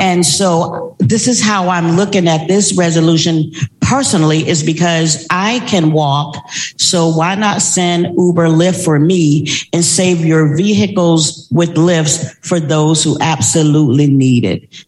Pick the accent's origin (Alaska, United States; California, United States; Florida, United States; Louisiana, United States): Florida, United States; Tallahassee; moved away; I am originally from Tallahassee, Florida